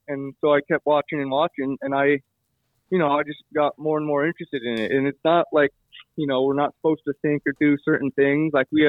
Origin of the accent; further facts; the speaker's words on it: Colorado, United States; now in Heber, United States; I'm originally from Colorado, but I'm living in Utah right now.